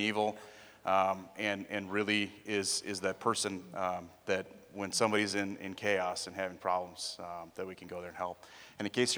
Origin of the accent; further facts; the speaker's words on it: Appleton, Wisconsin, United States; I grew up in Appleton